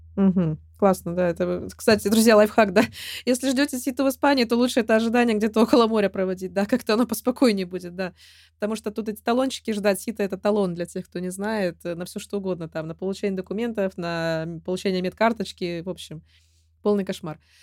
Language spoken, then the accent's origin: Russian; Russia; я родилась и выросла в России